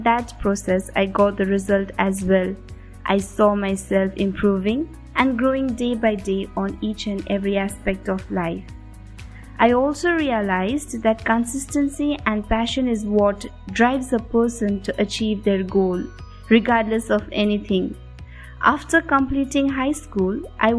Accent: Darjeeling, West Bengal, India; I come from Darjeeling. I did my schooling from Loretto Convent, Darjeeling

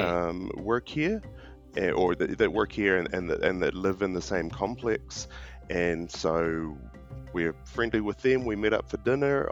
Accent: New Zealand; moved away as an adult; also born or lived in Australia / Cambodia / Vietnam; now in Pretoria, South Africa; originally I'm actually from New Zealand

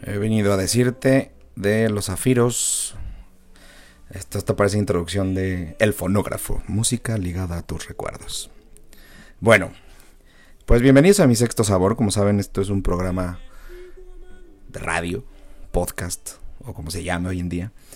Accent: Mexico; como mexicanos

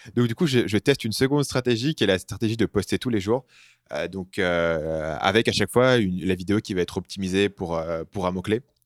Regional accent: France; moved away; je suis parti très tôt euh, à, l'étranger, donc euh, la langue, je la maîtrise. Par contre, tant euh, t'entends que je suis français

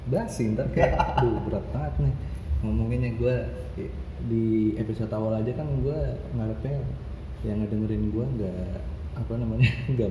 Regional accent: Bekasi, West Java, Indonesia; kita dari Bekasi

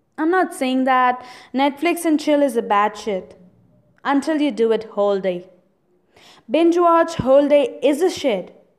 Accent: India; I'm an Indian

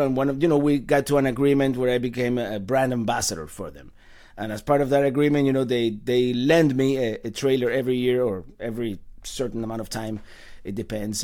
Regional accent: Cuba; also born or lived in Caribbean; now in United States; I was born in the island of Cuba. I've been here for, actually, two days ago was my, my thirty-fifth anniversary of arriving to the United States

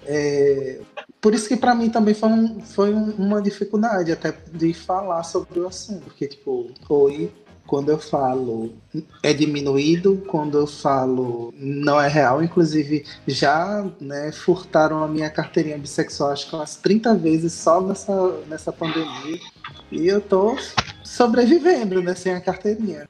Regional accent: Pernambuco, Brazil; now in Fortaleza, Brazil; eu sou pernambucano

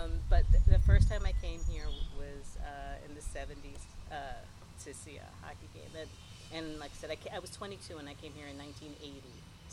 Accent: New York City, New York, United States; moved away as an adult; also born or lived in Pittsburgh; now in New York, United States; I'm from New York. I'm from Brooklyn originally.

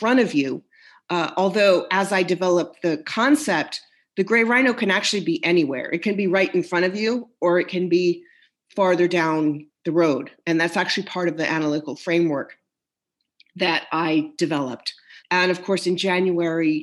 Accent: United States; also born or lived in Midwest / Texas; I grew up in the Midwest in Texas

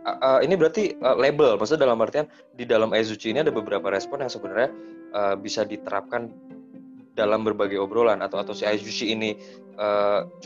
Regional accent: Java, Indonesia; karena gue orang Jawa

